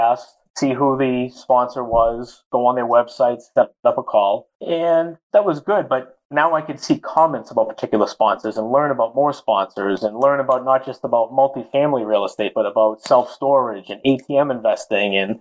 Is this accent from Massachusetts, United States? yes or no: yes; North Shore of Massachusetts, United States; accent: Boston; I grew up, born and raised on the North Shore of Massachusetts